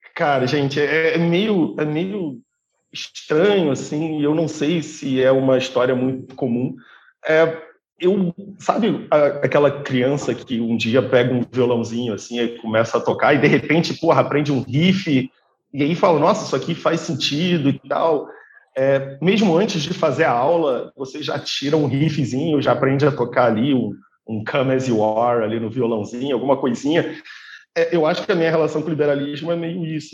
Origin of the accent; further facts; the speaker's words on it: Petrópolis, Rio de Janeiro, Brazil; A gente é de Petrópolis, a gente é amigo, a gente é melhor, melhores amigos desde mil novecentos e noventa e oito. Então, a, a gente cresceu junto